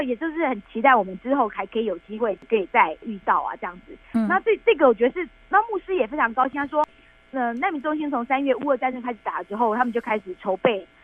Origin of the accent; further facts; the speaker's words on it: Taiwan; 我们是台湾来的志工